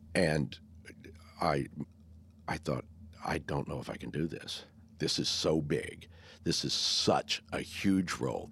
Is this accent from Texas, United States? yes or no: yes; Texas, United States; also born or lived in Wyoming; I was born in Wy, Wyoming and moved to Texas six months later